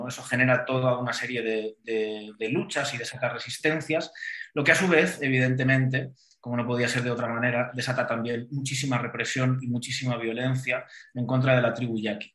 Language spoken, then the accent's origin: Spanish; Valencian Community, Spain; moved away as an adult; now in Mexico; yo haya nacido en el país valenciano